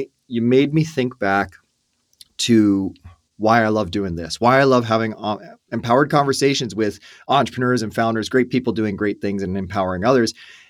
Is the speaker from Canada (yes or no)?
yes; Canada; Yeah, I'm an Irish born, first born in Canada out of our family